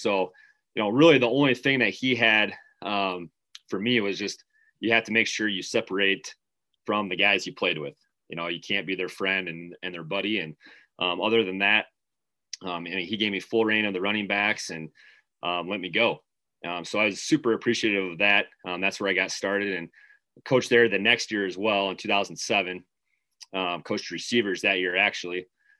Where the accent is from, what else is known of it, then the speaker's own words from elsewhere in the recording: Mount Vernon, United States; And I'm originally from Mount Vernon.